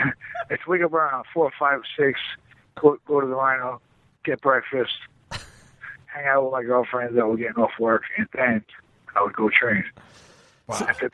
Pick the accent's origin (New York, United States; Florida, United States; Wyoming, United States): New York, United States; moved away; also born or lived in Michigan; I'm from New York